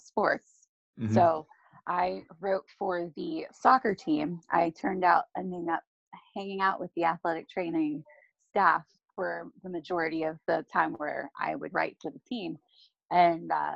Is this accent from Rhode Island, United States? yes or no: no; Slippery Rock, Pennsylvania, United States; I'm originally from Slippery Rock, Pennsylvania